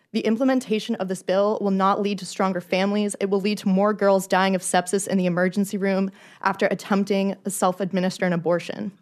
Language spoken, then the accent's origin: English; Florida, United States; I grew up in the Sunshine State